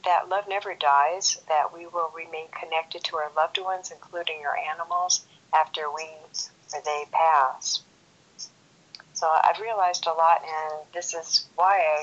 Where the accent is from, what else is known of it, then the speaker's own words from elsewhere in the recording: Los Angeles, California, United States; moved away as an adult; now in Las Vegas, United States; I'm originally from Los Angeles, California